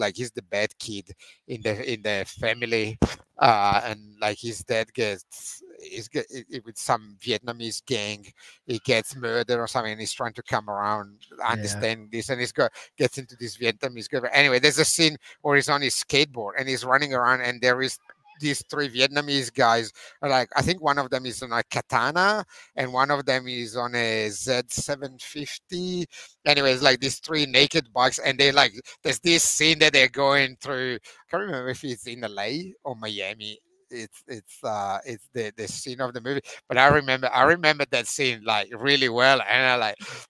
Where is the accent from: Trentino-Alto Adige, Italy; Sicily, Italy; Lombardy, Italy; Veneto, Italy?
Veneto, Italy; English is a second language; moved away; being Italian, growing up in Italy